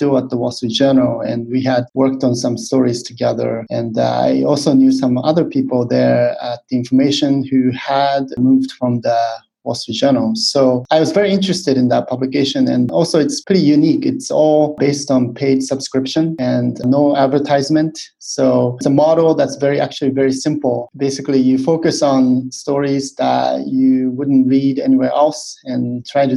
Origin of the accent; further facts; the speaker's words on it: Japan; moved away as an adult; also born or lived in United States; now in Hong Kong; I'm from Japan